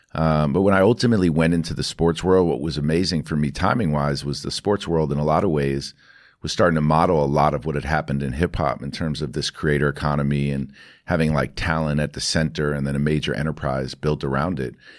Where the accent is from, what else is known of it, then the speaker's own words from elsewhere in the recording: New York City, New York, United States; I grew up in New York City.